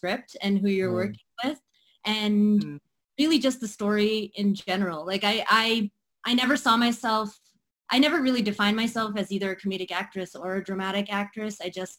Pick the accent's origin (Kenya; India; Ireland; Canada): India; And what's interesting about being an Indian actress is that it's not necessarily always on the table that you can, go into the arts.